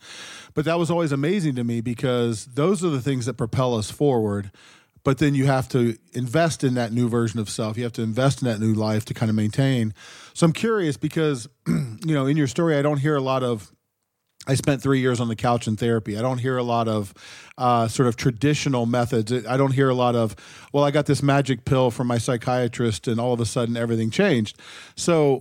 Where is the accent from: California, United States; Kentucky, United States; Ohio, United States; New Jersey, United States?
Ohio, United States; I grew up in Ohio